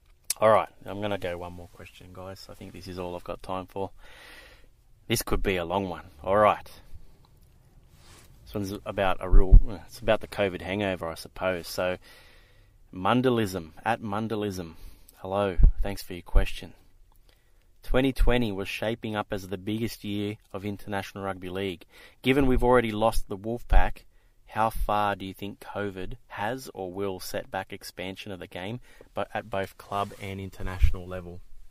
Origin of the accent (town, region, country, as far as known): Australia; accent: Australian (implied)